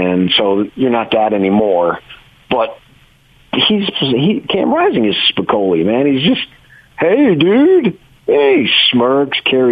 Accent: Phoenix, Arizona, United States; I grew up in Phoenix, Arizona for my teens and my 20s

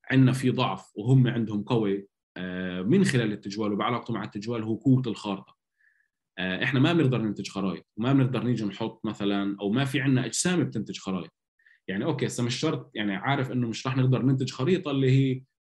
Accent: Palestine; يعني احنا دائما بنقول عن حالنا انه احنا شعب فلسطيني وبنتطوع وبنحب نتطوع

